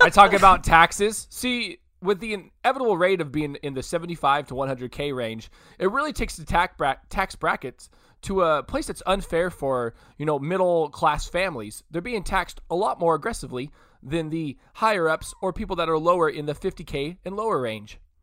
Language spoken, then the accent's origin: English; Modesto, California, United States; when I was a little kid, we grew up in Modesto